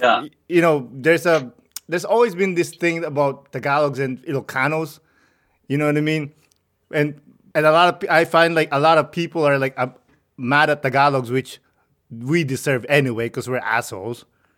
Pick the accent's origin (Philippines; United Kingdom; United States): Philippines; Rizal, Calabarzon; moved away; I grew up in Rizal, like 2 hours from Manila.